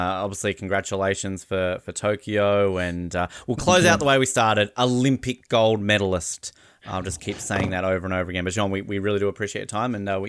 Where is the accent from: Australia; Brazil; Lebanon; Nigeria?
Australia; Tasmania; moved away; also born or lived in New Zealand; I grew up in Tasmania. Rugby's not our biggest sport. I moved to New Zealand and sort of lived in the south